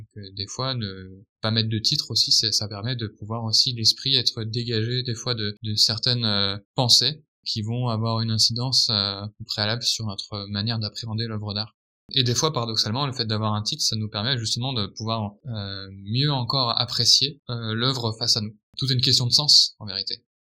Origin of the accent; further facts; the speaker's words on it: France; en tant que bon français